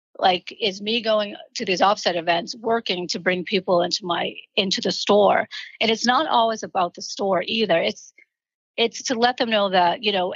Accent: Boston, Massachusetts, United States; moved away; also born or lived in Columbia Point, Boston; We were raised in the projects in Boston

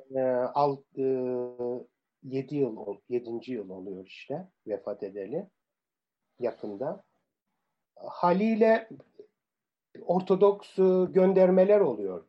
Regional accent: Cyprus; first language Turkish; moved away as an adult; also born or lived in Cambridge / Nicosia / Paphos; now in Athens, Greece; İngiltere vatandaşı olarak İngiliz sömürge yılının son yılında doğdum. Ee, sonra Kıbrıs Cumhuriyeti vatandaşı olduk.

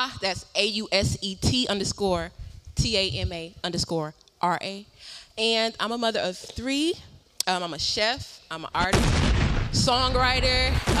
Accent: Detroit, Michigan, United States; I'm from Detroit, 313

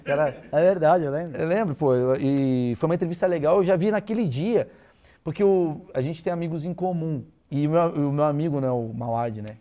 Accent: Brazil; eu que sou brasileiro

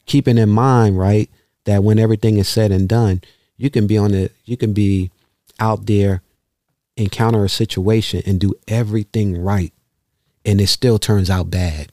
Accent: New York, United States; moved away as an adult; now in Baltimore, United States; growing up in New York, even though I wasn't a street kid

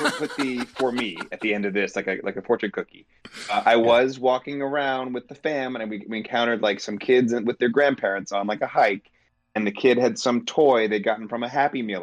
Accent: East Coast, United States; now in Midwest, United States; I'm from the East Coast

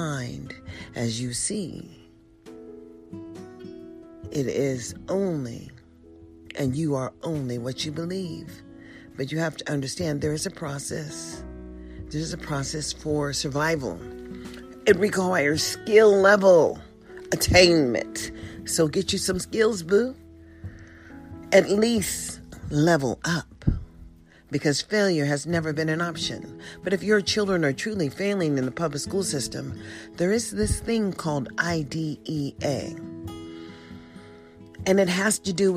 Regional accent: United States

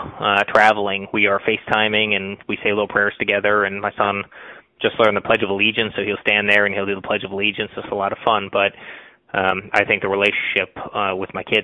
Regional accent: United States; individual freedoms that we have as American

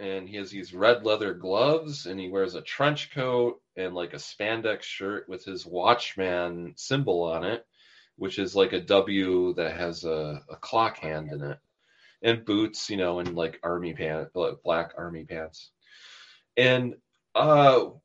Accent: Milwaukee, Wisconsin, United States; Milwaukee, which is my hometown

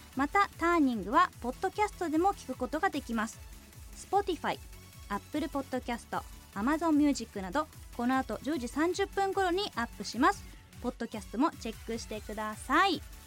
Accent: Sunagawa, Hokkaido, Japan; now in Sapporo, Japan; 出身は砂川市です。えー、現在は札幌に住んでね

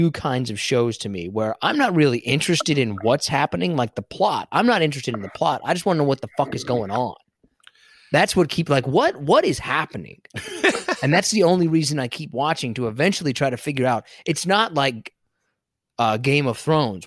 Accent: Kansas, United States; moved away; I'm from Kansas

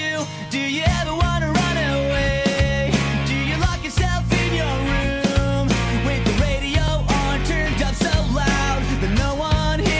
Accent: Houston, Texas, United States; moved away; I seriously just drove down to be in my hometown

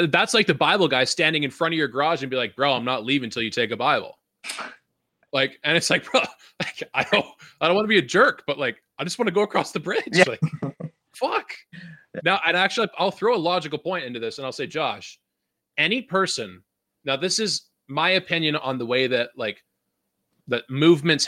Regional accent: Vancouver, British Columbia, Canada; I'm not from the deep south. I'm from Vancouver.

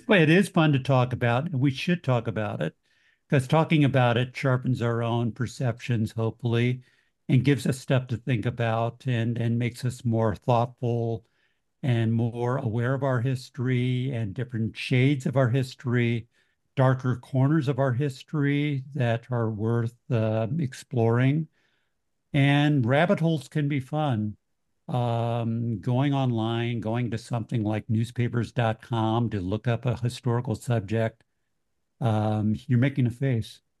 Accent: Kansas City, Missouri, United States; moved away; also born or lived in Urbana-Champaign, Illinois; I'm from Kansas City originally

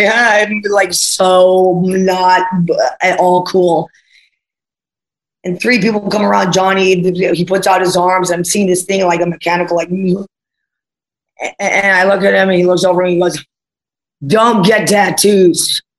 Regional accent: New Jersey, United States; That's how you talk in the New Jersey accent. I was from New Jersey.

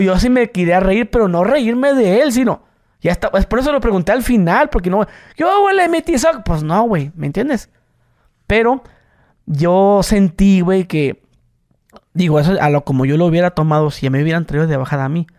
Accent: Mexico; soy mexicano

